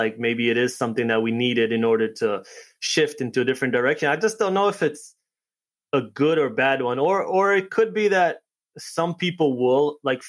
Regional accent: New York, United States; also born or lived in Connecticut; I'm from New York, and then last 3 months we've spent out here in Connecticut

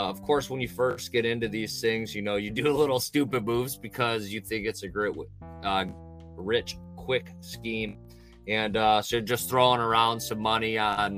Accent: Ohio, United States; I'm from Ohio in the U.S.

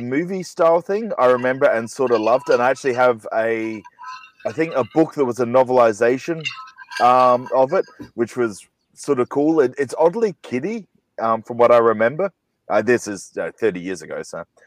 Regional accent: Australia; I'm from Australia

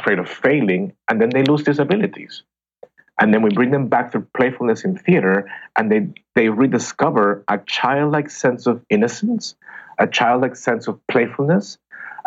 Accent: Bogota, Colombia; English is a second language; moved away as an adult; now in United States; I trained as an actor in Colombia. I'm from Bogota, Colombia

